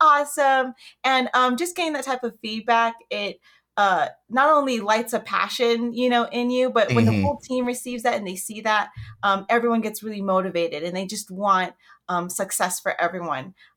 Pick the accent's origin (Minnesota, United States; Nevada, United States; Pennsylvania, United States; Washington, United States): Nevada, United States; Las Vegas; I was born and raised in Vegas